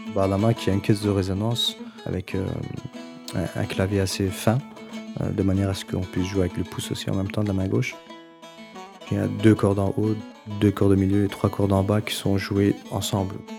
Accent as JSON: {"language": "French", "town": "Brussels", "region": "Brussels-Capital Region", "country": "Belgium", "tie": "born or raised there", "said": "je suis né à Bruxelles, d'origine belgo-turque."}